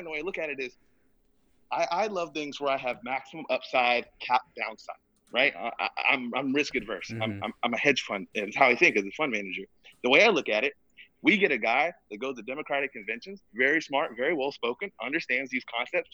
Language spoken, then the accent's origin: English; Georgia, South Carolina, United States; I'm from the South. I'm from Georgia, South Carolina